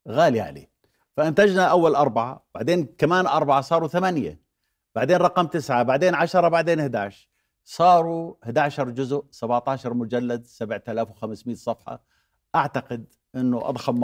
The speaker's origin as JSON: {"language": "Arabic", "town": "Amman", "region": "Amman Governorate", "country": "Jordan", "said": "أنا عماني حتى النخاع نعم. وأحب عمان"}